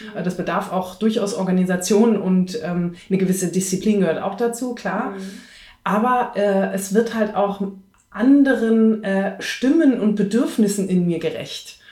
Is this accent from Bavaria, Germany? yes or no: yes; Munich, Bavaria, Germany; also born or lived in Greece; halb Griechin, in Griechenland geboren und in Bayern groß geworden, als Münchner Kindl